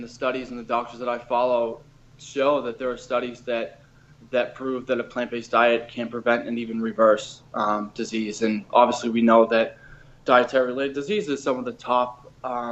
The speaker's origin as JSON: {"language": "English", "town": "Boston", "region": "Massachusetts", "country": "United States", "also_born_or_lived": "Miami", "moved": "as an adult", "said": "I was from Boston originally"}